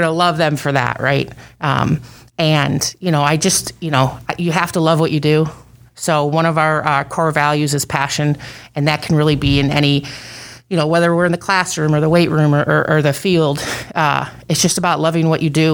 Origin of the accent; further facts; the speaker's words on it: Buffalo, New York, United States; moved away as an adult; I grew up in Buffalo, New York